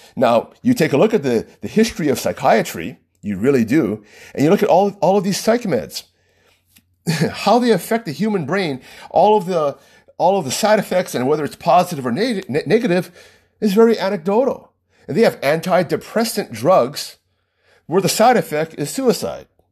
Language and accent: English; United States; just by the nature of being American